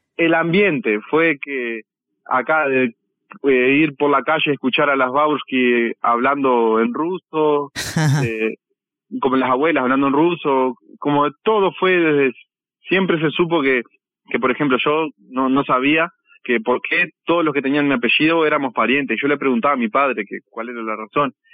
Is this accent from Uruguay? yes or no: yes; San Javier, Río Negro, Uruguay; Yo soy de San Javier